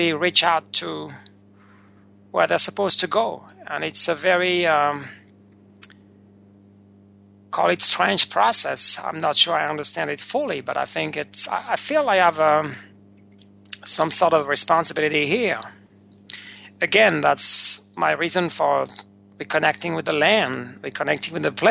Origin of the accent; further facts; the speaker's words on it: France; moved away; the place where I was born not so long ago, maybe 50-plus years